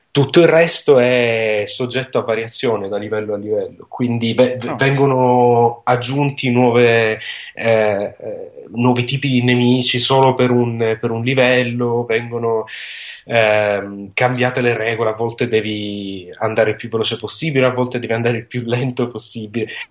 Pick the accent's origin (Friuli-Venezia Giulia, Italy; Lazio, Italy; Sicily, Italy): Sicily, Italy; sono siciliano